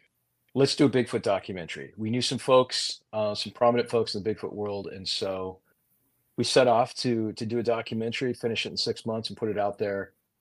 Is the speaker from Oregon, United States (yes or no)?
yes; Portland, Oregon, United States; I grew up here in the Portland area